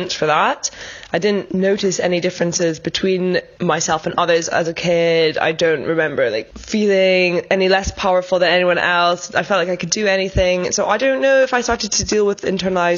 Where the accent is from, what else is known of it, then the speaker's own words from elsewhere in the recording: Edinburgh, Scotland, United Kingdom; moved away as an adult; now in London, United Kingdom; I'm originally from Edinburgh in Scotland, but I've been living in London for a couple of years now